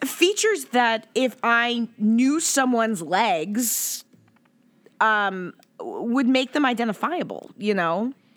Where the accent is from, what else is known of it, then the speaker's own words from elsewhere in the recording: Pacific Northwest, United States; I grew up in the Pacific Northwest